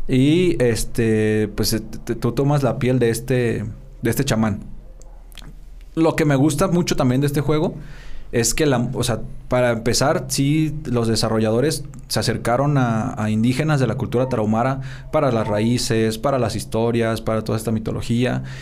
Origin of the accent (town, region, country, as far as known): Mexico